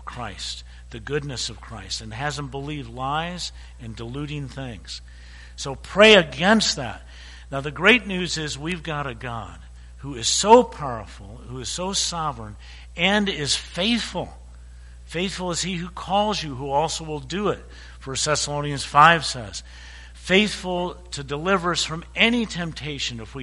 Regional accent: Chicago, Illinois, United States; I was born in Chicago.

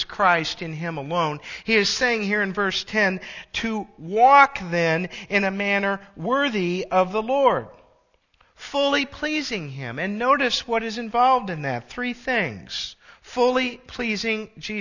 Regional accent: Illinois, United States; also born or lived in Michigan; I moved from Michigan back home to Illinois

